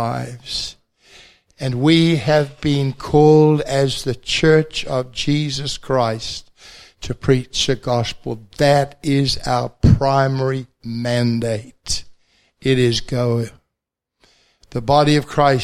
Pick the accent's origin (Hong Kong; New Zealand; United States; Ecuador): New Zealand; accent: Kiwi; moved away as an adult; also born or lived in London / Bradford; in my good Kiwi accent